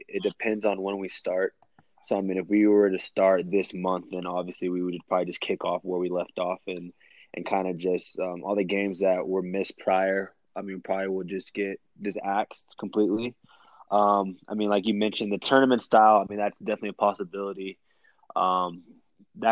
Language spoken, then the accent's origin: English; Texas, United States; moved away as an adult; now in Colorado, United States; I was born and raised in Texas.